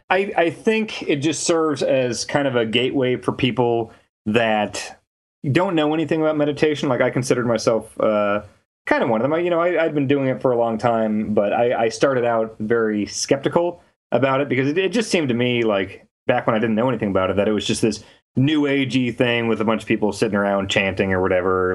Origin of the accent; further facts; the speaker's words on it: Kansas, United States; moved away as an adult; also born or lived in Minnesota; now in San Francisco, United States; I grew up in Kansas. I moved to Minnesota for, uh, for Game Informer.